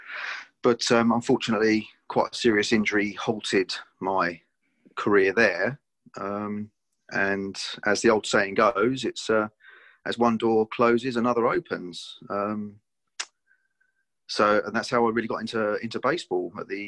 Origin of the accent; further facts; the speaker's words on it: Tonbridge, South East England, United Kingdom; my hometown of Tonbridge